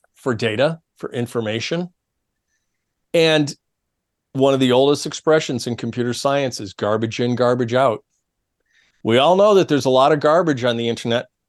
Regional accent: New York, United States; my home state of new york

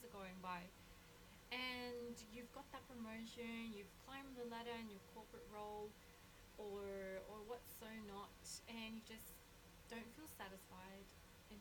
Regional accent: Australia; background is Colombian, but I was raised in Australia.

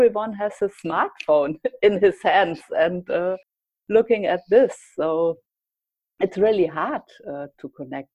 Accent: Germany

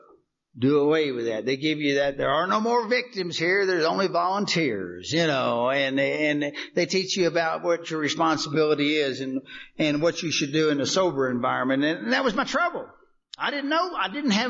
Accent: Kentucky, United States; now in Texas, United States; I grew up in Kentucky

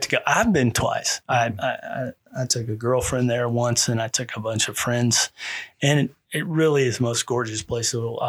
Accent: Texas, United States; I didn't really like the Colorado nickname, but I am from Texas, born

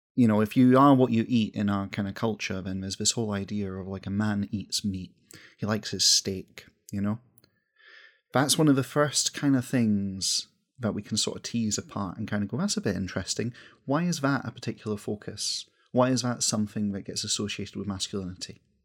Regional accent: west coast of Scotland, United Kingdom; accent: Scottish; As someone from the west coast of Scotland

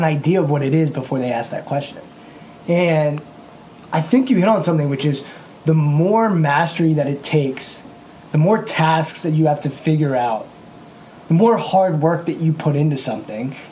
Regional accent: Montgomery County, Maryland, United States; we grew up in Montgomery County, Maryland.

